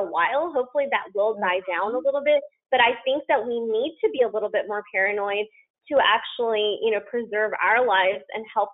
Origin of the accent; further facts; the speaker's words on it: the South, United States; I'm from the South